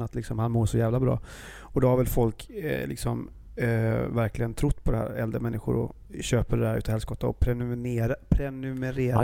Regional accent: Gothenburg, Västra Götaland, Sweden; jag är ju från Göteborg. Vi är ju världens trevligaste folk också

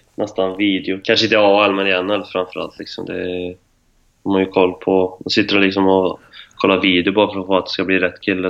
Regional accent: Arvika, Värmland, Sweden; vi bodde ju väldigt nära skolan hemma i Arvika

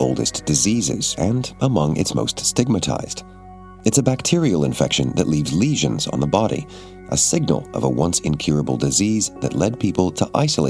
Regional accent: Florida, United States; moved away; In Florida, in my home state

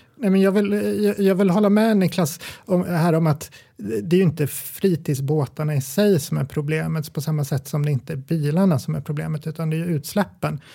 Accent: Gävle, Gävleborg County, Sweden

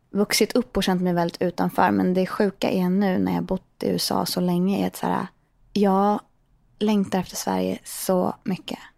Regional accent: Portugal; Nej, men vi växte upp i Portugal och hit och dit.

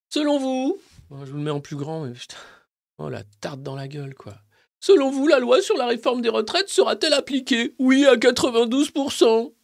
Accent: France; tous en tant que Français

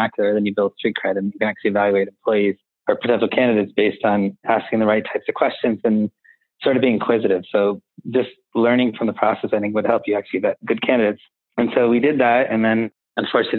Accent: Connecticut, United States; where I grew up in Connecticut

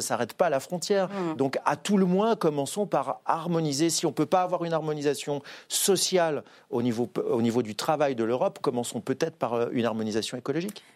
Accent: Saint-Étienne, Auvergne-Rhône-Alpes, France; Je ne suis pas parisien, je suis stéphanois

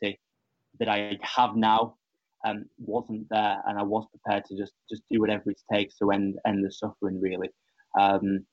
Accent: Ribble Valley, near Blackburn, Lancashire, North West England, United Kingdom; I'm from the Ribble Valley, which is near Blackburn in Lancashire

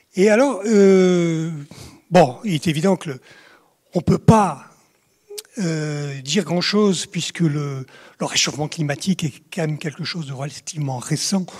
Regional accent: Provence-Alpes-Côte d'Azur, France; je suis originaire des Hautes-Alpes à l'origine

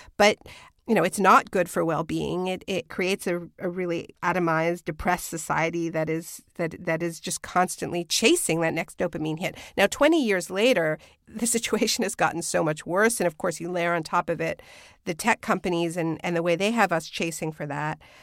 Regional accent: Quebec, Canada; I was born in New France, you know, that was the original name for Quebec

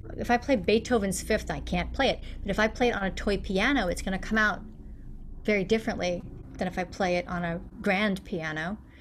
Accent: United States; accent: American; that rhotic R that appears in my accent and accents of many, many Americans

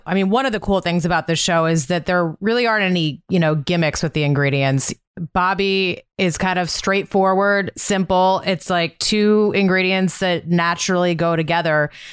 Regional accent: Montana, United States; born or raised there

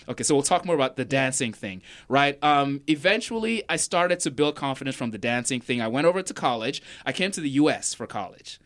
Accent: Nigeria; now in Raleigh, United States; I did grow up in Nigeria, and growing up, I was sort of a very shy, introverted kid

